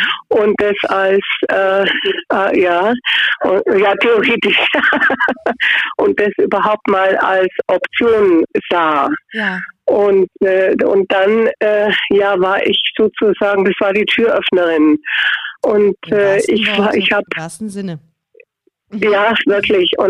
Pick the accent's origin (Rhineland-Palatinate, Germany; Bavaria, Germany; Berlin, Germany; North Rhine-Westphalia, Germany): Bavaria, Germany; Augsburg; ich bin aus Augsburg auch eine Augsburgerin.